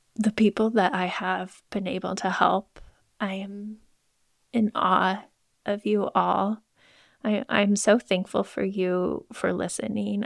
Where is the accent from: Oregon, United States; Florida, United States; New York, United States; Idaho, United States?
Idaho, United States; Moscow; I grew up in Moscow, Idaho